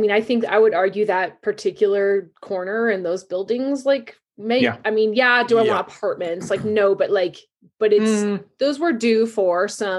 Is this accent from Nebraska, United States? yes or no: no; Longmont, Colorado, United States; I grew up in Longmont and here I am living here